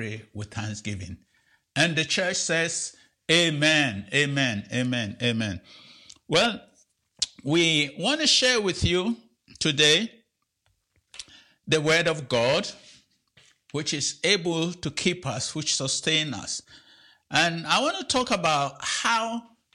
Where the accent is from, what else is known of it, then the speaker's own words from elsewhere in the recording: Ghana; moved away; I'm from Ghana, and back home when I was a child, we used to go to the farm